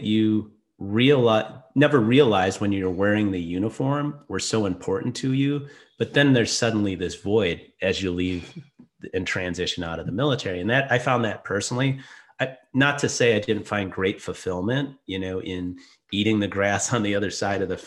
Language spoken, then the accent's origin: English; Minnesota, United States; moved away; I grew up in Minnesota, found my way into the Navy somehow